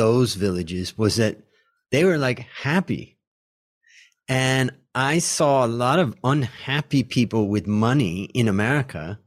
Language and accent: English; United States; I grew up as an American